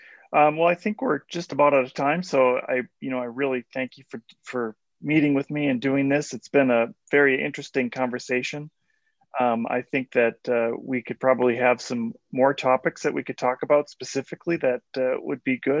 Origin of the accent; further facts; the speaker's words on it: United States; moved away as an adult; now in Mexico; as an American coming into Mexico 7-8 years ago